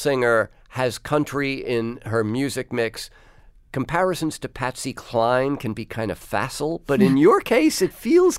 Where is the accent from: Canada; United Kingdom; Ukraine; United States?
United States; as an American